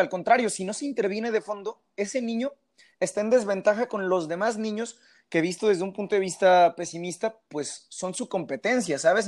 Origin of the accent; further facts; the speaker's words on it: Mexico; somos los mexicanos